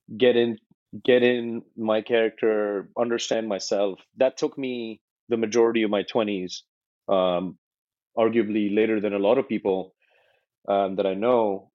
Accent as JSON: {"language": "English", "country": "India", "tie": "born or raised there", "moved": "as an adult", "lives_now": "United States", "said": "when I moved from India, I was 17. I moved to America"}